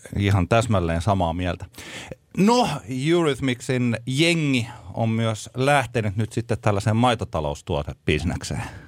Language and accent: Finnish; Tampere, Pirkanmaa, Finland; me olemme Tampereelta